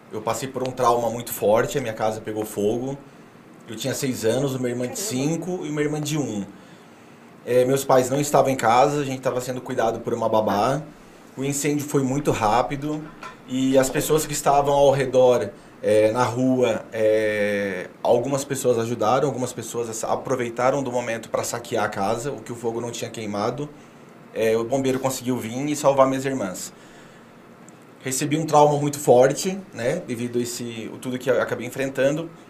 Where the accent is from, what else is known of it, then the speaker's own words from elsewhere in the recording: Clevelândia, Paraná, Brazil; also born or lived in Rio Grande do Sul; eu sou de, eu sou de Clevelândia, do Paraná, nasci ah. em tá. Clevelândia. É, morei no Rio Grande do Sul.